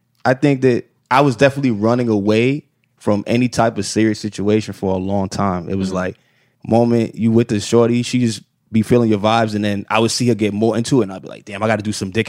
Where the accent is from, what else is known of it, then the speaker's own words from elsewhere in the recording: New York City, New York, United States; moved away as an adult; now in Los Angeles, United States; I'm from Flatbush though.